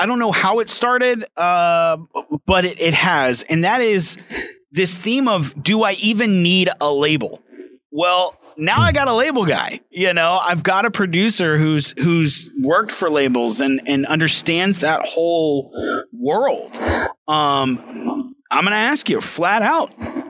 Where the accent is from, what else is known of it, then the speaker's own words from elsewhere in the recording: Memphis, Tennessee, United States; We grew up in Memphis